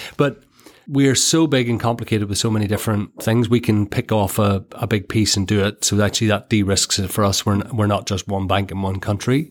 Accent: Ireland; Born and bred in Ireland

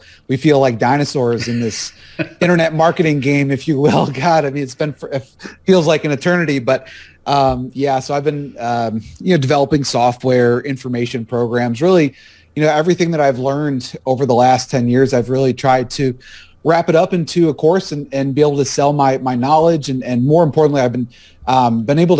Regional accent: Buffalo, New York, United States; moved away as an adult; now in Raleigh, United States; I was born and raised up there in Buffalo

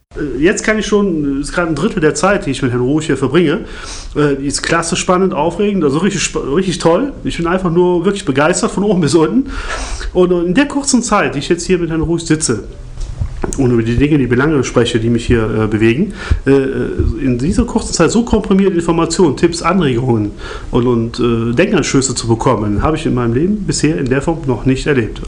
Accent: Lohmar, near Cologne, North Rhine-Westphalia, Germany

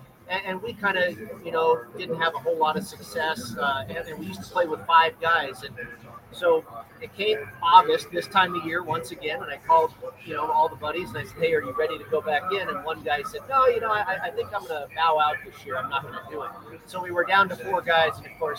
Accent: San Francisco Bay Area, California, United States; moved away as an adult; now in Las Vegas, United States; it was 28 years ago that I left San Francisco. I grew up in the Bay Area. I went to college down in Southern California, went back to the Bay Area and got a job there working for a radio station called KSFO.

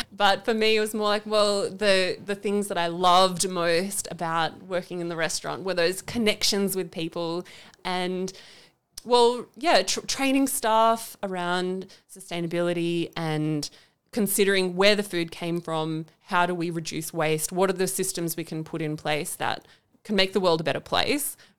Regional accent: Canberra, Australian Capital Territory, Australia; I am from Canberra. I've was born in Canberra and I'm not planning to leave anytime soon

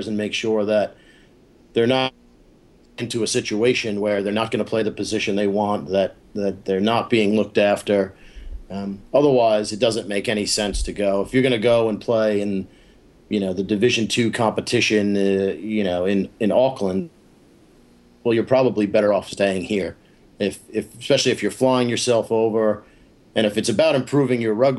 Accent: United States; as an American, as someone who's, you know, played here his whole life and is coaching here

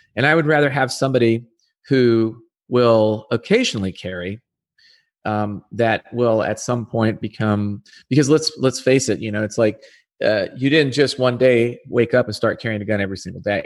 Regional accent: Arizona, United States; I'm back in my home country, I'm back in my home state

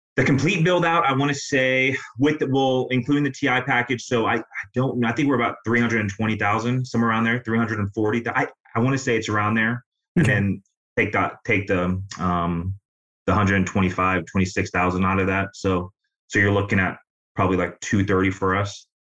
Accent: Illinois, United States; now in Tampa, United States; I grew up in Illinois, but I've been here for about 15 years

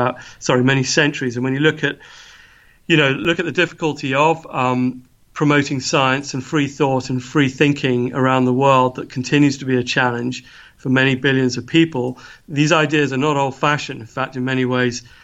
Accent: England, United Kingdom; now in Edinburgh, United Kingdom; I come from England

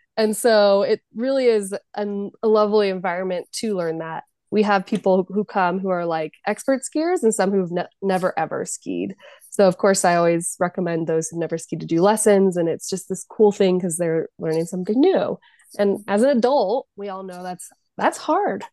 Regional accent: Jackson, California, United States; also born or lived in San Francisco / Denver; I'm from Jackson, California, which is a small rural town. So I grew up and my home ski mountain is Kirkwood

